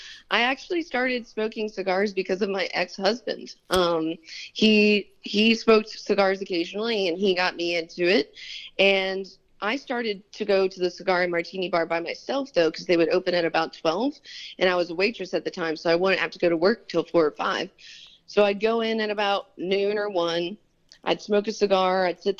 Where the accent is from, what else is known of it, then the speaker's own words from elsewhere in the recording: Richmond, Virginia, United States; also born or lived in Arizona / California; So most of my childhood years were spent out in Arizona and California, and then my teenage years were mostly spent in Richmond, Virginia.